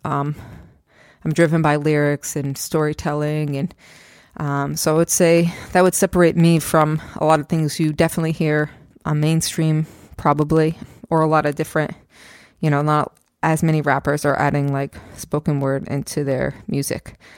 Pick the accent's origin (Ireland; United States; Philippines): United States; Stamford, Connecticut; also born or lived in Queens, New York / Brooklyn, New York; now in New Jersey, United States; I grew up in Stamford, Connecticut, and then I moved out to Queens, then Brooklyn, and um, I lived there for like eight years or so, and then moved out to Jersey